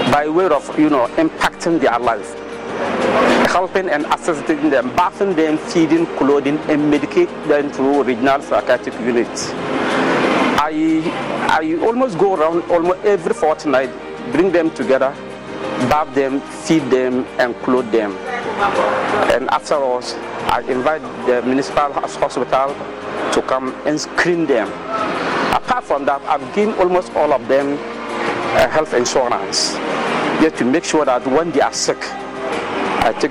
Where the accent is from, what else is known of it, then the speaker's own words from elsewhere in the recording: Dondoli, Upper West, Ghana; I am from Dondoli community, a suburb of one municipal in Upper West region of Ghana.